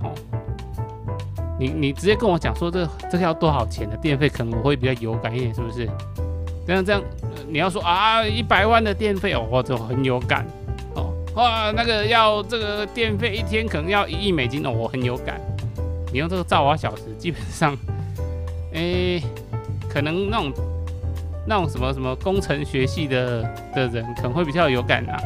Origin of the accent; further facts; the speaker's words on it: Taiwan; 我使台湾人